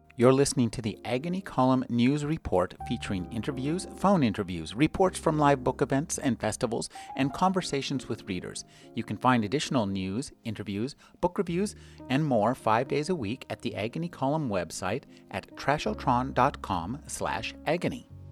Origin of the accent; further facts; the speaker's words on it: United States; I live in America or I'm an American